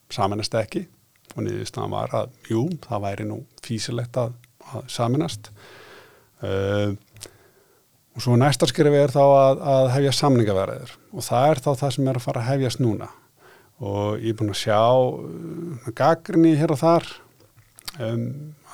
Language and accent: Icelandic; Akureyri, Northeastern Region, Iceland